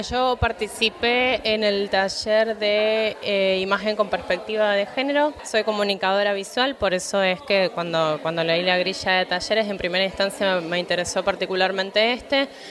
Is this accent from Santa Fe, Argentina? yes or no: yes; Rafaela, Santa Fe, Argentina; now in Córdoba, Argentina; yo soy de Rafaela, en este momento estoy viviendo en Córdoba